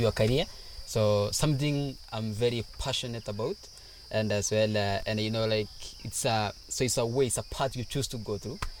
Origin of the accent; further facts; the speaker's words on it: Samburu County, Kenya; I came from Samburu, which is still northern part of Kenya. We are a nomadic tribe